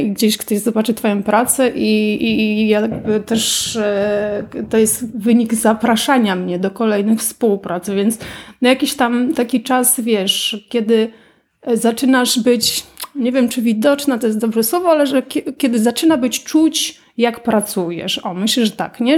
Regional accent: Pabianice, Łódź Voivodeship, Poland; jestem z Pabianic, studiowałam w Łodzi wtedy

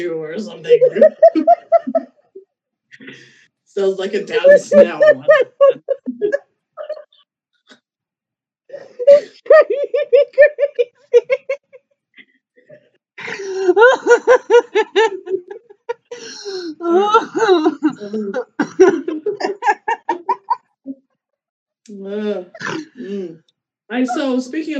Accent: Midwest, United States; I'm from the Midwest

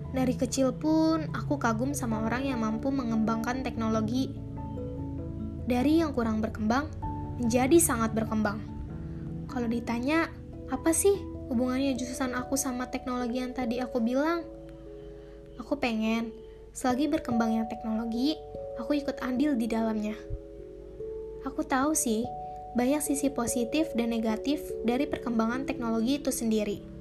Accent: Jakarta, Indonesia; Asal aku dari Jakarta.

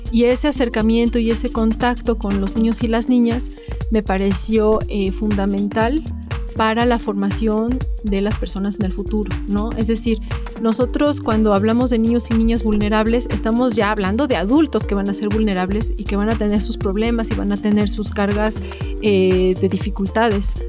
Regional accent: Puebla, Mexico; born there; Bueno, yo nací en Puebla, me defino muy, muy poblana.

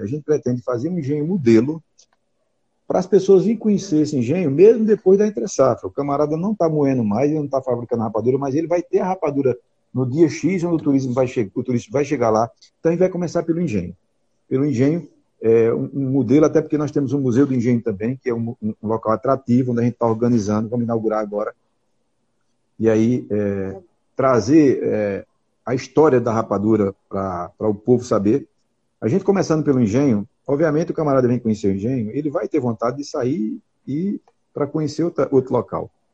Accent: Santa Cruz da Baixa Verde, Pernambuco, Brazil; da minha terra, da capital mundial da rapadura, Santa Cruz da Baixa Verde

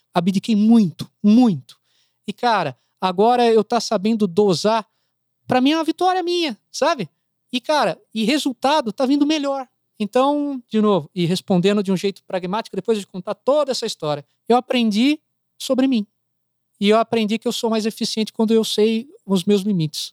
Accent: Brazil; eu sou brasileiro.

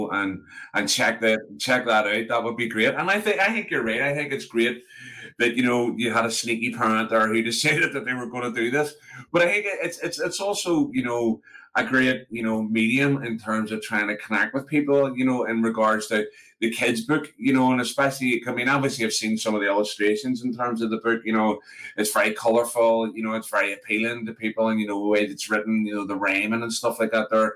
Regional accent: Belfast, Northern Ireland, United Kingdom; growing up in East Belfast, and I live in a part of North Belfast now

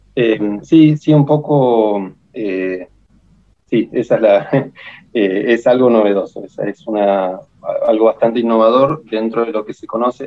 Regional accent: El Bolsón, Río Negro, Argentina; also born or lived in La Plata; yo soy nacido en el Bolsón, en la provincia de Río Negro. Eh, viví acá toda mi vida hasta que a los 17, 18 me fui para La Plata a estudiar.

